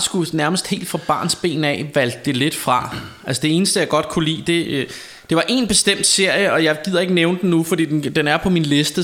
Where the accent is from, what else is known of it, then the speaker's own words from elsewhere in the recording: Denmark; jeg er vant til at høre dansk, fordi jeg er dansker, og fordi jeg kender det danske sprog